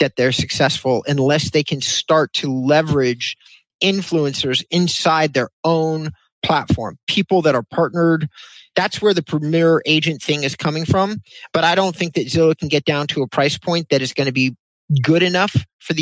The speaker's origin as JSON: {"language": "English", "town": "Thousand Oaks", "region": "California", "country": "United States", "tie": "born or raised there", "also_born_or_lived": "Agoura Hills, California", "said": "I grew up in Thousand Oaks and Agoura"}